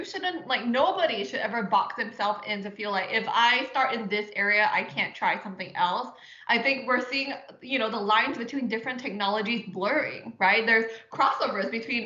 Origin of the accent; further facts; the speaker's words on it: Singapore; moved away as an adult; I was born and raised in Singapore.